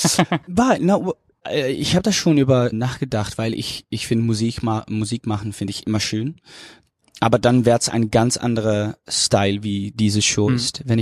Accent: Netherlands; German is a second language; ich bin Niederländer, mein Deutsch ist nicht perfekt

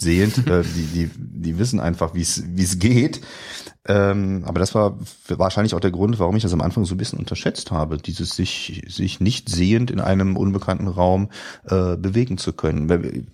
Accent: Rhineland, Germany; accent: Rhinelandic; wir zwei auch schon als Rheinländer geoutet

